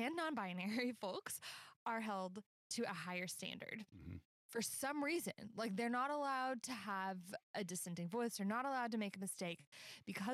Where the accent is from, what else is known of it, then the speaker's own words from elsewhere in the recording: Texas, United States; I'm from Texas